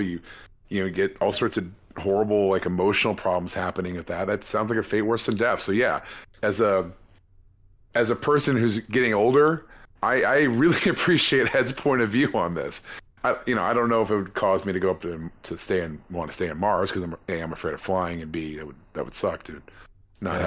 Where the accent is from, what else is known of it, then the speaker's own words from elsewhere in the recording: California, United States; as a Californian